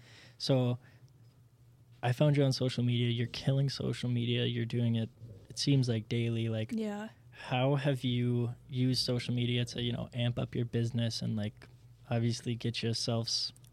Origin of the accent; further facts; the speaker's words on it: Elk River, Minnesota, United States; now in Champlin, United States; I live in Champlin now, so I sell a lot in Champlin area in Blaine. But then I still do a lot in my hometown, Elk River.